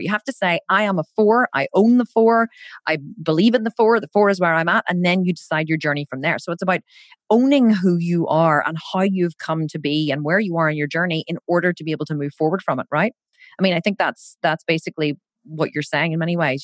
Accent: Ireland; We're both Irish

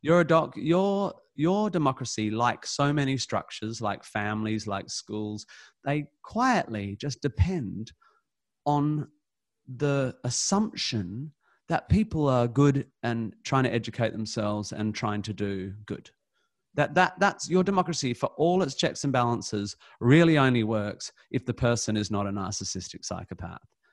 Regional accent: Perth, Western Australia, Australia; moved away; I come from Perth

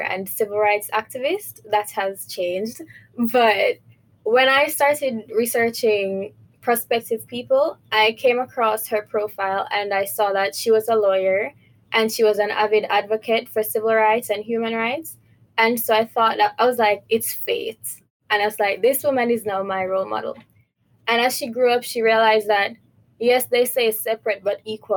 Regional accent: Jamaica; moved away; I'm from Jamaica

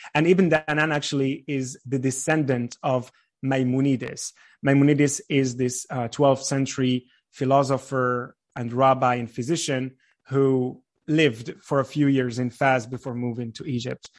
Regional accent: Fez, Fès-Meknès, Morocco; moved away as an adult; also born or lived in Casablanca; now in Israel; I was born and raised in Fez.

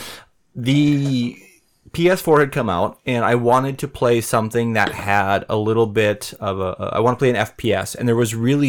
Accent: Mora, Minnesota, United States; it was like going to my hometown of Mora

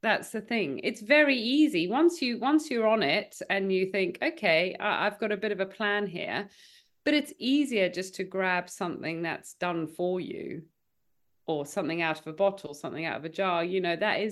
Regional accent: South Africa; now in United Kingdom; I grew up in South Africa, and I definitely had a healthier upbringing in South Africa

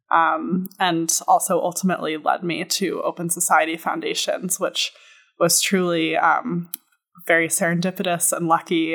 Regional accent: New York City, New York, United States; moved away as an adult; also born or lived in Boston / Israel / Egypt / Jordan; I was born and raised on the Upper West Side of Manhattan, New York City

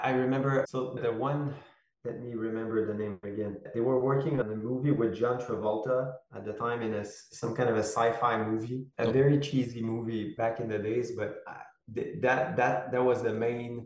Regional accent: Quebec, Canada; moved away as an adult; I'm from Quebec and I live in Quebec at the moment. I've been back in Quebec since eight or nine years now

